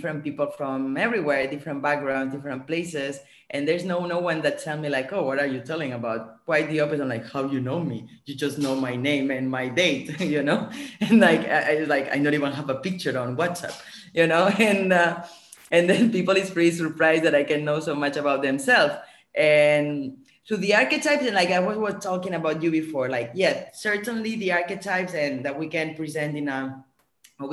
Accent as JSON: {"language": "English", "town": "Barcelona", "region": "Catalonia", "country": "Spain", "tie": "born or raised there", "also_born_or_lived": "France / Switzerland / New York", "moved": "yes", "lives_now": "Bali, Indonesia", "said": "I'm born and raised in Barcelona."}